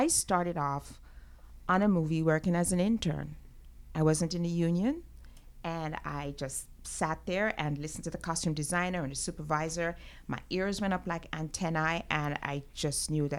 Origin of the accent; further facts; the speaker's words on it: Jamaica; moved away as an adult; now in United States; my formative years, I grew up in Jamaica, went to high school there, families from there. And then I came to the States to go to college